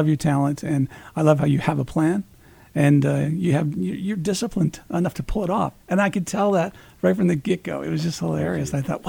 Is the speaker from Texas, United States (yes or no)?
no; Peoria, Illinois, United States; moved away; I'm originally from Peoria, Illinois.